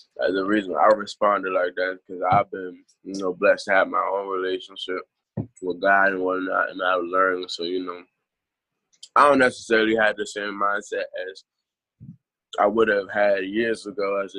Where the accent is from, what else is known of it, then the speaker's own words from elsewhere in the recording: Prince George's County, Maryland, United States; I'm from Maryland